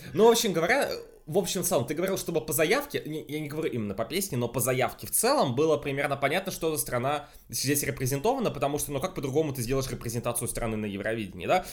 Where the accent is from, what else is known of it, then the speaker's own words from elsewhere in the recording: Russia; я из России